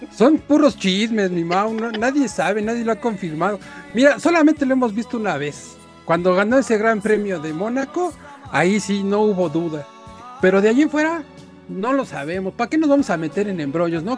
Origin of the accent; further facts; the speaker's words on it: Mexico; nuestro país